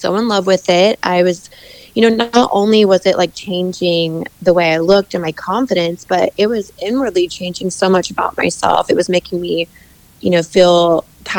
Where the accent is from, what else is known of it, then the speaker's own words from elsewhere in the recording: Midwest, United States; I'm a Midwest girl. I grew up in the States, in the Midwest